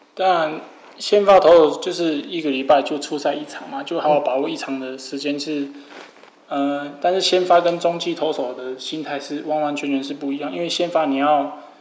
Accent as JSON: {"language": "Chinese", "region": "Kaohsiung", "country": "Taiwan", "tie": "born or raised there", "also_born_or_lived": "Yuli, Hualien, Taiwan", "said": "我自己从小是离乡背景，我从花莲，然后来到一个人来到高雄"}